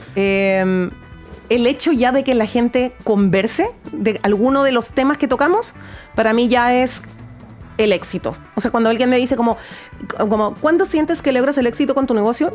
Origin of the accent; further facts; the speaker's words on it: Guayaquil, Guayas, Ecuador; accent: Ecuadorian; now in Chile; yo efectivamente nací en Chile, pero me crié en Guayaquil